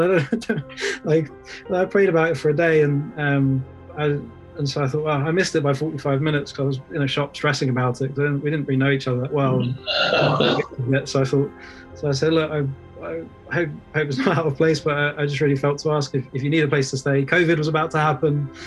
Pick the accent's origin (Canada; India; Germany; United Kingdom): United Kingdom; England; born and raised in England